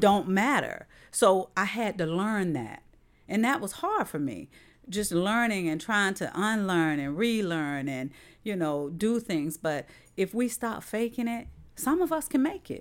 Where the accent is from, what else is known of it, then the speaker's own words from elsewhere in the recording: St. Petersburg, Florida, United States; I'm from South Saint Pete